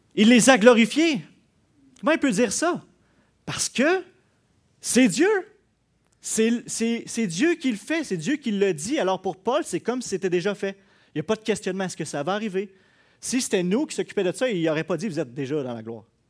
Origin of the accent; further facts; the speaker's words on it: Quebec, Canada; on est Québécois